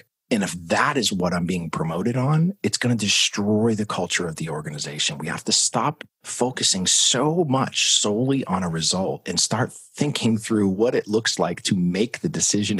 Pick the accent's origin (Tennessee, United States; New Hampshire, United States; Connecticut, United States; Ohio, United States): New Hampshire, United States; Manchester; moved away as an adult; also born or lived in Florida; I was born and raised up in Manchester, New Hampshire